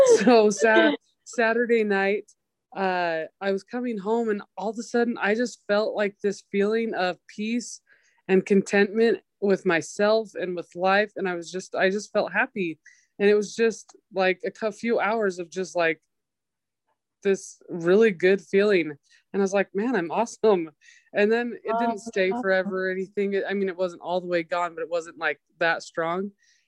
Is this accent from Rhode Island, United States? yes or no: no; Idaho, United States; so I grew up in Idaho, but I also grew up in other places, but Idaho was always like home base.